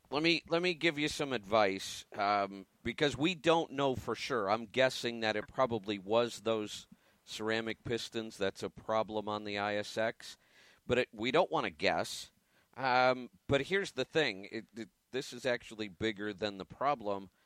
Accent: Oregon, United States; my home state of Oregon

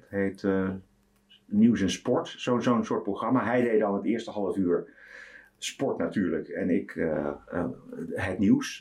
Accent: Amsterdam, North Holland, Netherlands; geboren in Oude aan de Amstel en eh, eigenlijk opgegroeid in Amsterdam, gestudeerd in Amsterdam

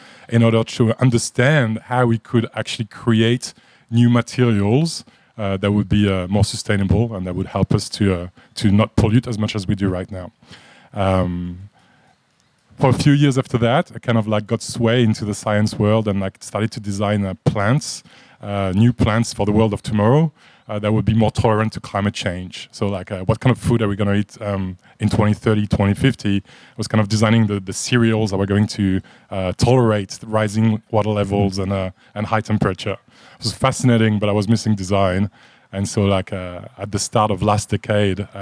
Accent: France; moved away as an adult; also born or lived in Japan / Middle East / United States; now in Australia; If you picked up on an accent, I'm from France. I've been living in Australia for about 19 years now

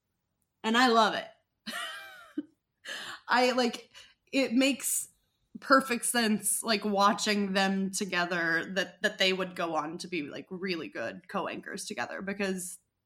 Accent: Ardmore, Oklahoma, United States; my hometown of Ardmore, Oklahoma

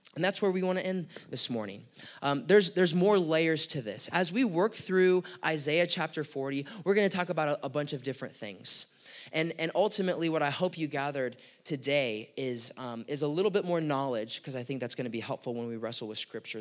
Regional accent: United States; we're American citizens

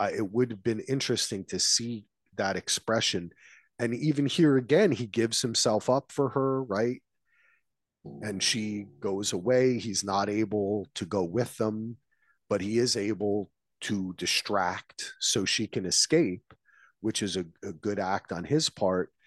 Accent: United States; here I am as American

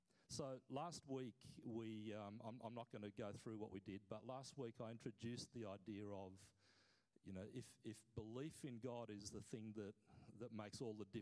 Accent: Papua New Guinea; I grew up as a kid, I was born in Papua New Guinea, I grew up as a kid hearing story after story

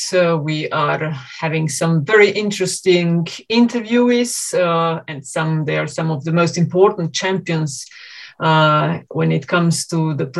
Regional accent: Slovenia; I'm a journalist from Slovenia

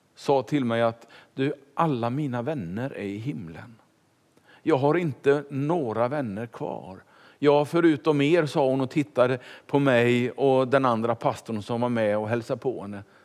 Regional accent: Kungälv, Västra Götaland, Sweden; moved away as an adult; also born or lived in Stockholm / Finspång / Tranås / Ekerö; now in Vallentuna, Sweden; Det blev hem till Kungälv, där jag är uppfödd

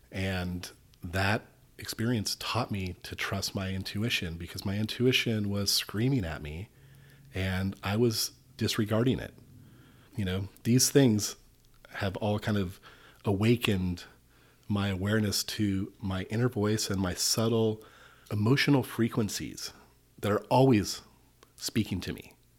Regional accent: Malibu, California, United States; Well, I grew up in Southern California in Malibu. It was a beach life. Life of surfing.

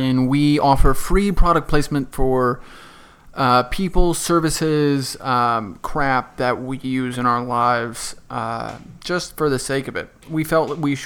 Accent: Northampton, Massachusetts, United States; moved away; the just unbelievably lovely academic sanctuary of my hometown called Northampton, Massachusetts

